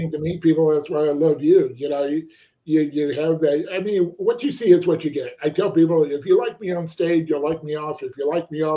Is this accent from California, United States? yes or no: yes; Palm Springs, California, United States; I grew up in Palm Springs